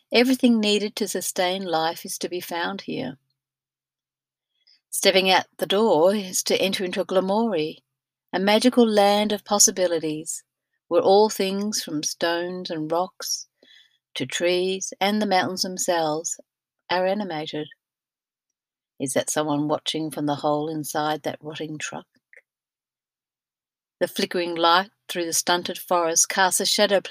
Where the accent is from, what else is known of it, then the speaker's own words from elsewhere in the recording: Australia; Being Australian-born and not much travelled globally until my 50s